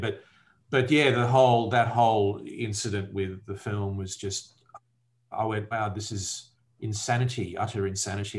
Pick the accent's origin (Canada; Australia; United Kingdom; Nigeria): Australia; my point of view as an Australian living in Australia